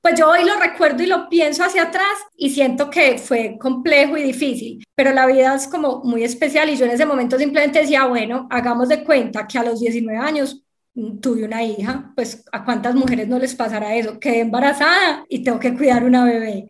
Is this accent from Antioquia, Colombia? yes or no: yes; Medellín, Antioquia, Colombia; accent: paisa; also born or lived in Sahagún, Córdoba; crecí y estudié en Medellín, tanto el colegio como la universidad